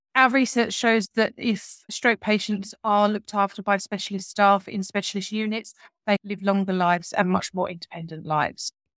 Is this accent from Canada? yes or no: no; Southend-on-Sea, East of England, United Kingdom; I'm from South End myself